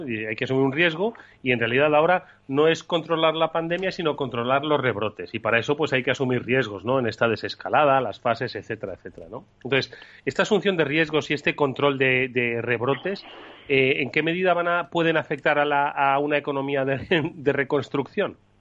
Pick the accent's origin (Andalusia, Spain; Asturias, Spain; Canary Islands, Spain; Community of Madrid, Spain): Community of Madrid, Spain; Madrid; also born or lived in Extremadura; no voy a decir que soy madrileño, voy a sacar mis, mis ancestros extremeños